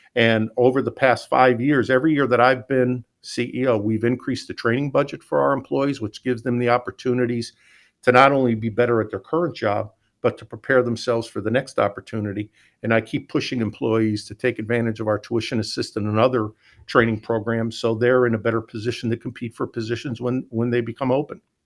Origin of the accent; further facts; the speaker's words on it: Scranton, Pennsylvania, United States; moved away; I'm from Scranton, Pennsylvania